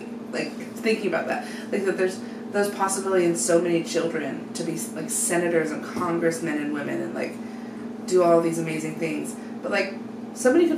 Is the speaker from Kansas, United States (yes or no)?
yes; Bonner Springs, Kansas, United States; I grew up in Bonner